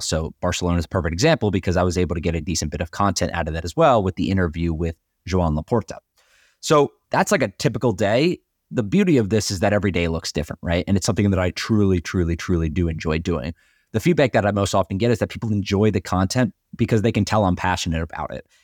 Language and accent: English; North Carolina, United States; I grew up in North Carolina, my dad is from New Jersey